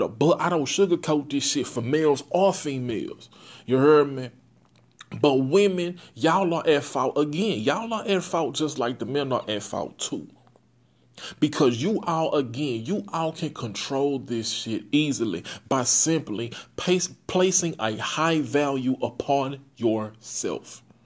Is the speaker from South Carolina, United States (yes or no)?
no; Port Arthur, Texas, United States; I'm from Port Arthur, Texas